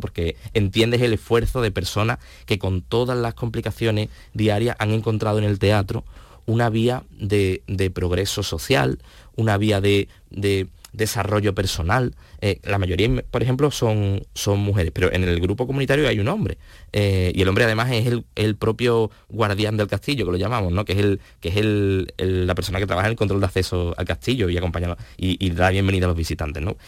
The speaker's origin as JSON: {"language": "Spanish", "town": "Alcalá de Guadaíra", "region": "Andalusia", "country": "Spain", "said": "la gente que, vive, que somos de Alcalá, pues decimos Alcalá de Guadaira"}